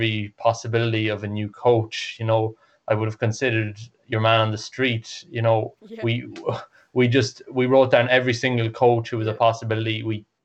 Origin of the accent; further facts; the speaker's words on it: Ireland; I'm an Irish athlete